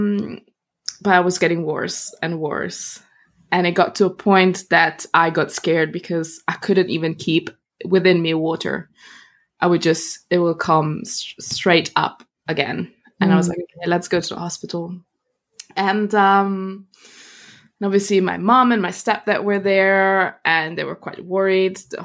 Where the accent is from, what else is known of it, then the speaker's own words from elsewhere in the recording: Italy; also born or lived in Germany; I was born in Germany, and from there, when I was a kid, we moved to Italy.